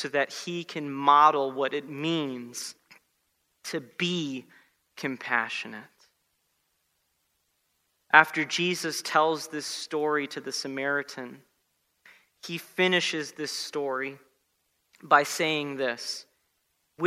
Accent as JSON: {"language": "English", "region": "South Florida", "country": "United States", "tie": "born or raised there", "said": "I grew up in South Florida"}